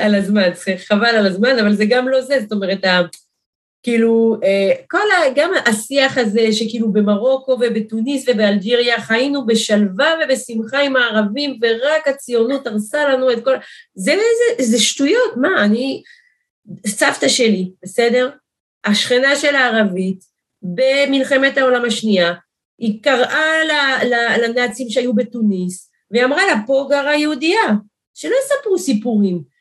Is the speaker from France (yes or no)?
yes; France; now in Eli, Israel; אנשים שאני גדלתי עליהם, עוד בצרפת, שם נולדתי